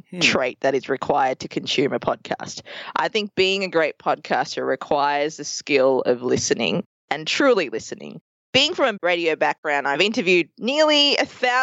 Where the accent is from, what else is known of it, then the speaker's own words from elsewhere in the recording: Melbourne, Victoria, Australia; accent: Australian; moved away as an adult; also born or lived in Colombo, Sri Lanka; now in New York City, United States; we moved to Australia when I was 2 years old, and I grew up for 30 years there. And in that time, we grew up in a few towns across Melbourne.